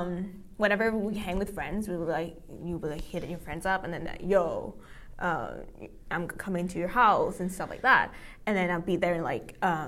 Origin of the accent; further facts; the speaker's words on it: Hanoi, Vietnam; English is a second language; moved away as an adult; also born or lived in Kamloops, Canada; now in Vancouver, Canada; I'm from Vietnam, born and raised in Vietnam.